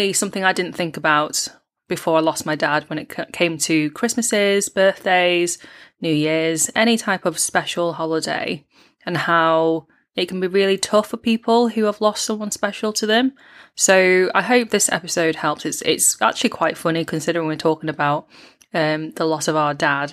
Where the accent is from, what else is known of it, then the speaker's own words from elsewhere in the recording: United Kingdom; being British-born Chinese